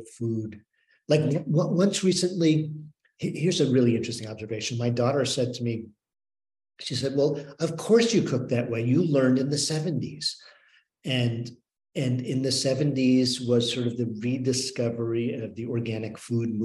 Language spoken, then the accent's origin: English; New York metropolitan area, United States; moved away as an adult; also born or lived in Northwest Pennsylvania; now in Pennsylvania, United States; growing up in the New York metropolitan area